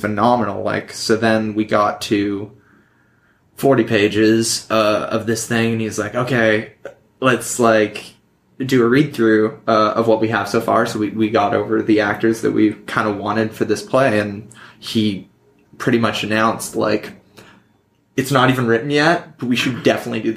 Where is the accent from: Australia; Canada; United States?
Canada; Vancouver, British Columbia; We're both from Vancouver